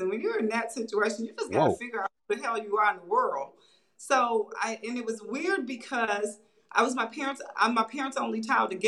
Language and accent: English; Tulsa, Oklahoma, United States; moved away as an adult; also born or lived in Atlanta, Georgia / Dallas, Texas; now in Germany; I'm from Tulsa, born and raised.